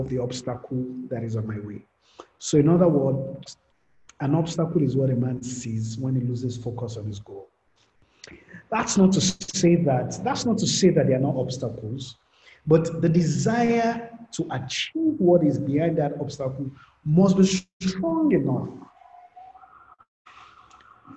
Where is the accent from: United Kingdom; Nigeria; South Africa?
Nigeria; Ibadan, Oyo; I grew up in Ibadan